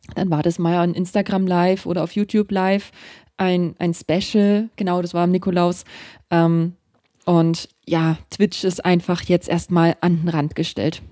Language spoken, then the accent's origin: German; Germany; dass ich aus Deutschland bin